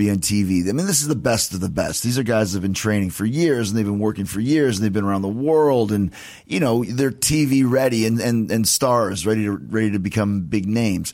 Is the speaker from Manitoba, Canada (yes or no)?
yes; Winnipeg, Manitoba, Canada; moved away; I grew up in Winnipeg